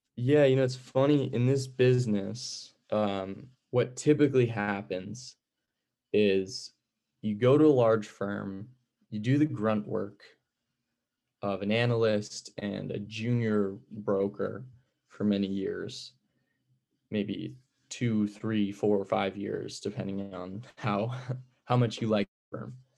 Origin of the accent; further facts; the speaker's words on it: Greenlawn, New York, United States; moved away as an adult; now in California, United States; I'm from Green Lawn, New York, a small town on Long Island